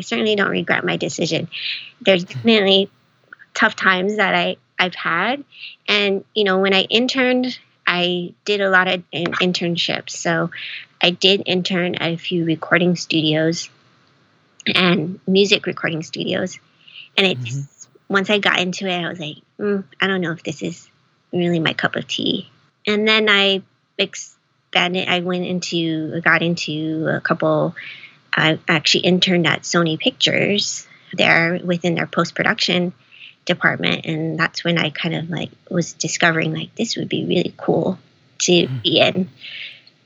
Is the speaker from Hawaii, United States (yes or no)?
yes; Hawaii, United States; moved away as an adult; now in Los Angeles, United States; growing up in Hawaii, you don't really have those. I didn't grow up here